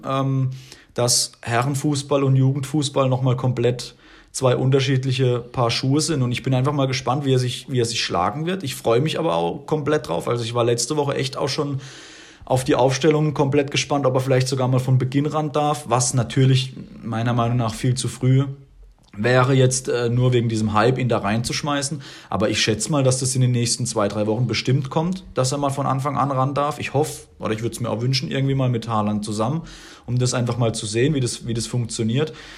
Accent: Germany; ich als Deutsche, ich als Deutscher

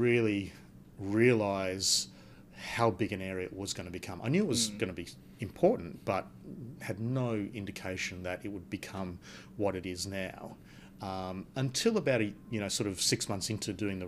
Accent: Perth, Western Australia, Australia; And I was born in Perth. I grew up in Perth. I did all my studies in Perth.

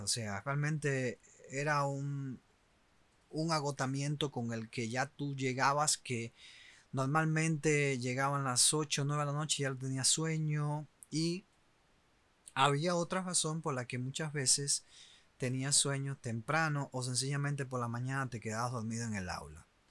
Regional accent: Cuba; moved away; los cubanos que eh, siguen estando en mi país

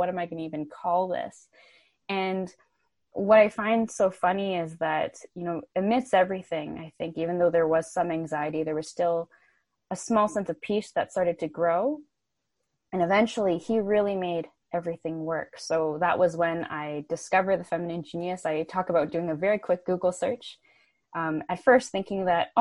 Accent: Vancouver, British Columbia, Canada; I was in Ottawa, so Canada's nation's capital, and I'm from Vancouver

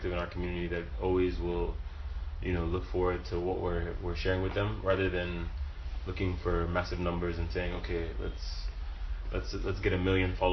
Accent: Lagos, Nigeria; growing up in Lagos

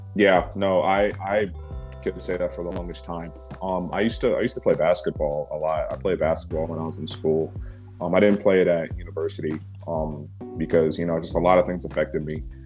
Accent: Baton Rouge, Louisiana, United States; moved away; I didn't grow up in New Orleans. I grew up in the state capital, um, called Baton Rouge

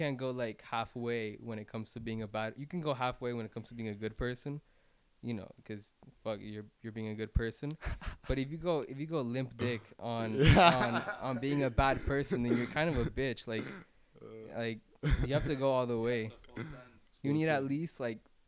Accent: Miami, Florida, United States; I was born in Miami. My parents, like my entire family's from Barranquilla, Colombia

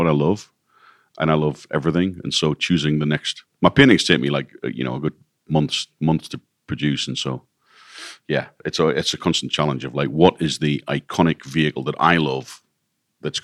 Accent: Newcastle upon Tyne, North East England, United Kingdom; moved away as an adult; now in United States; I am from Newcastle in the northeast of England

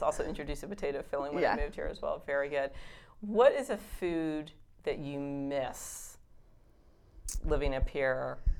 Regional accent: the South, United States; I also grew up in the South

